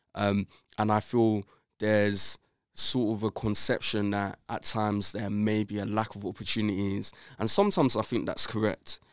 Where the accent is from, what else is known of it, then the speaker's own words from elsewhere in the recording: London, United Kingdom; I grew up in Brixton, South London